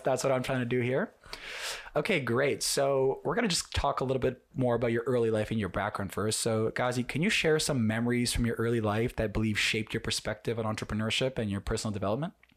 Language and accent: English; Ukraine; I'm from Ukraine myself